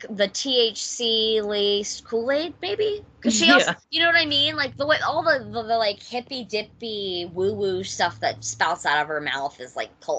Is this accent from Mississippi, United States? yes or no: yes; Mississippi, United States; Morgan and I were born and raised in Mississippi.